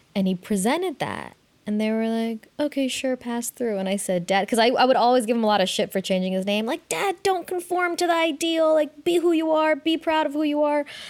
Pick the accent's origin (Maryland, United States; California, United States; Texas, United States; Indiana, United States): California, United States; Oakland; growing up in Oakland